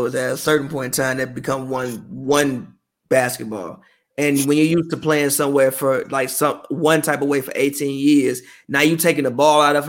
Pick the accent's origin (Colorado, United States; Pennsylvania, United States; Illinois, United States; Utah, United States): Illinois, United States; Chicago; Chicagoland area. I am actually from Chicago. I didn't go to Naperville until I was like 23 years old.